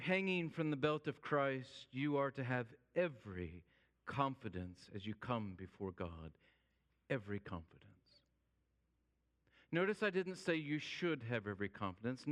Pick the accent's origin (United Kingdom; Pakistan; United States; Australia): United States; also born or lived in Holt; as an American